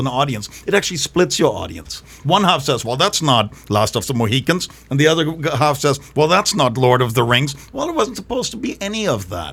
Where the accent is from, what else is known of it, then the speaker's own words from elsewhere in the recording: Germany; moved away; growing up in Germany